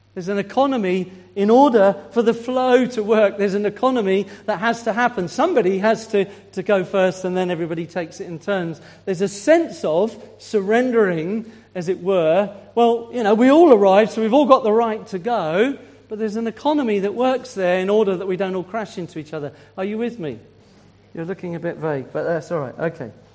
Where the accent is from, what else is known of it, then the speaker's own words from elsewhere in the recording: Swindon, South West England, United Kingdom; moved away as an adult; now in Isle of Wight, United Kingdom; I'm from Swindon